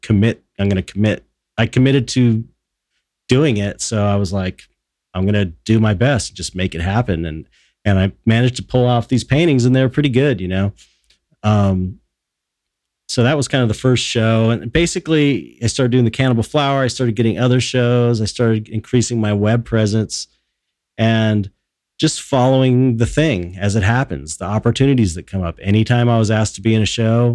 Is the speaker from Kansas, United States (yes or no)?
no; Los Angeles, California, United States; growing up in Pedro